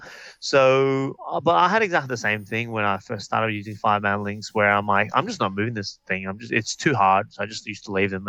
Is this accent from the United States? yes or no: no; Melbourne, Victoria, Australia; Because we're from Melbourne, we're not from Queensland, yeah.